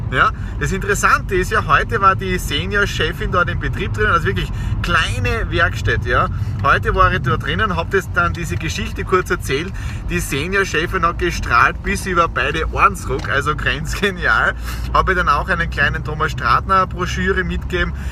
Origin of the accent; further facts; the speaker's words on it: Austria; Feiertag bei uns in Österreich, aber nicht für mich und für die Nadine.